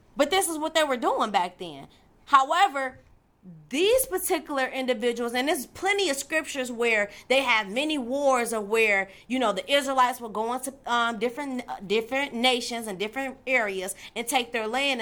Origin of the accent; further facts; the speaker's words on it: Detroit, Michigan, United States; I'm from Detroit, Michigan